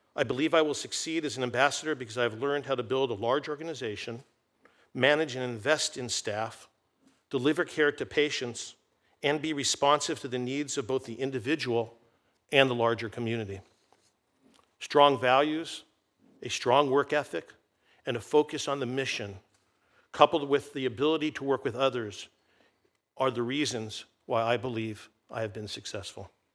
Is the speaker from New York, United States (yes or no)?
no; Santa Monica Bay, Southern California, United States; growing up in Southern California on Santa Monica Bay